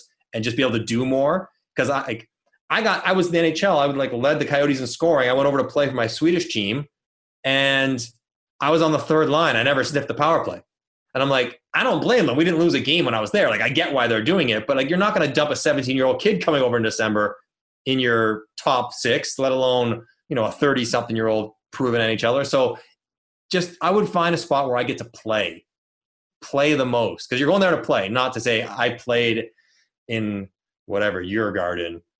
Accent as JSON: {"language": "English", "town": "Toronto", "region": "Ontario", "country": "Canada", "tie": "born or raised there", "said": "I'm from Toronto"}